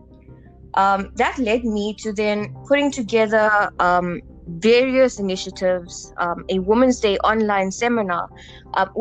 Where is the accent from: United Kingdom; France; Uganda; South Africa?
South Africa; I am a South African